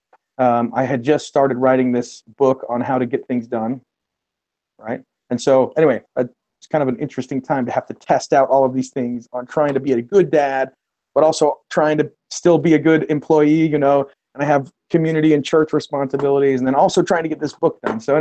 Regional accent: Utah, United States; moved away as an adult; now in Columbus, United States; I'm originally from the West. I'm from Utah and did my college work there, studies there

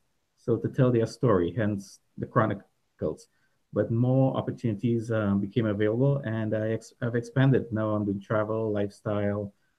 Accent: Trinidad & Tobago; moved away as an adult; also born or lived in Dallas, United States / Fort Lauderdale, United States; now in Mississauga, Canada; originally I'm from Trinidad. I migrated to Canada about 22 years ago.

